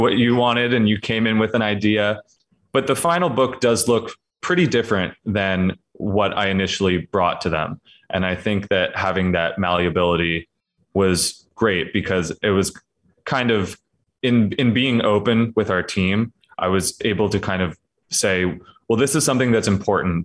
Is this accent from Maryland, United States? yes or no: yes; Patapsco River Valley, Maryland, United States; moved away as an adult; now in Richmond, United States; I'm from the Patapsco River Valley of Maryland